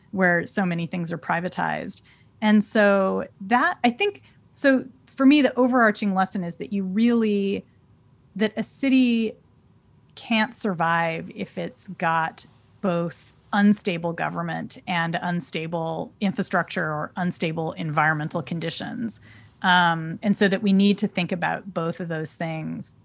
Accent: California, United States; my home state of California

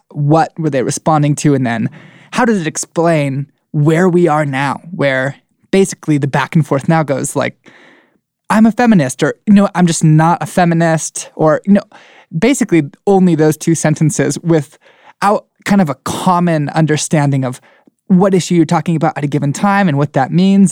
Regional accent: United States

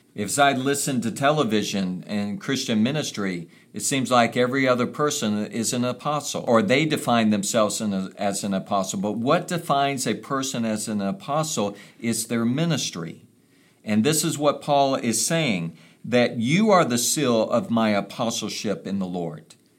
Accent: United States; coming from a place like America

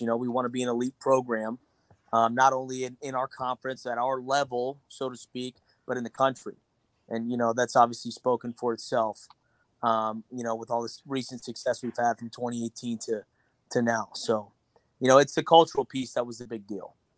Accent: East Lansing, Michigan, United States; moved away as an adult; now in Cincinnati, United States; I'm from East Lansing, Michigan.

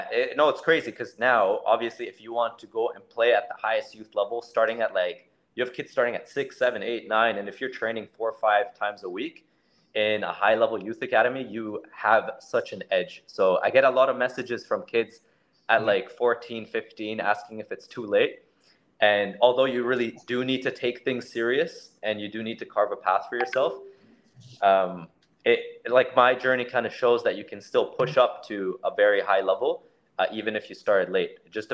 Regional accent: Canada; also born or lived in Austria; because I was born in Austria before I moved to Canada.

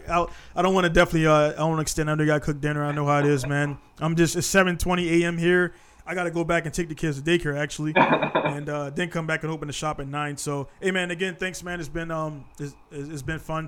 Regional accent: United States; now in Japan; I'm American.

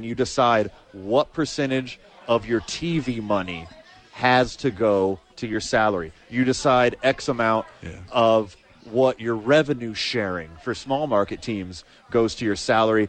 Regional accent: the South, United States; now in Albuquerque, United States; I'm from the South.

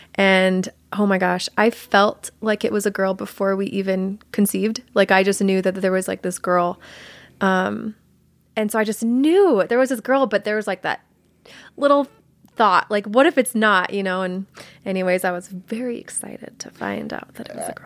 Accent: Georgia, United States; also born or lived in Colorado; I was born in Colorado, but I only lived there until I was five, and then my family moved to Georgia. So I was raised in Georgia.

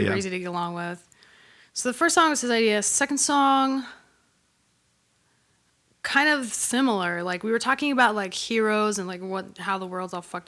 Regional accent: Hawaii, United States; moved away as an adult; also born or lived in New York; I grew up in Hawaii

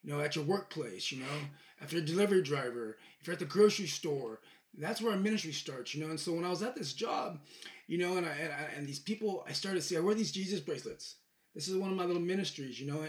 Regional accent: Bakersfield, California, United States; moved away as an adult; now in Tennessee, United States; I'm from Bakersfield, California

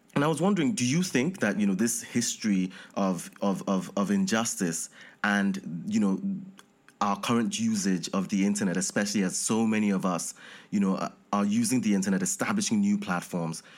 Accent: Nigeria; I'm from Nigeria.

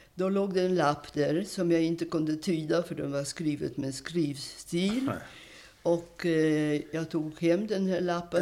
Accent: Warsaw, Masovian Voivodeship, Poland; now in Sweden; jag är född i Warszawa, Polens huvudstad som mm. bekant, 1931

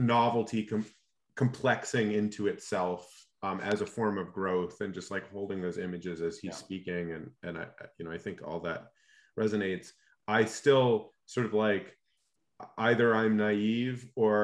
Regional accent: Alaska, United States; I grew up in Alaska

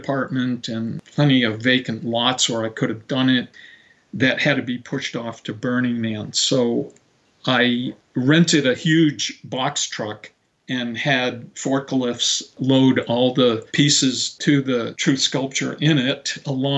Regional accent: Marin County, California, United States; my hometown, which is, you know, in Marin County

